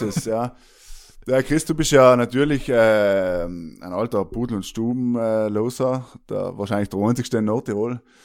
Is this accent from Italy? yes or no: yes; South Tyrol, Trentino-Alto Adige, Italy; accent: South Tyrolean; noch auf dem Südtiroler Dialekt zu reden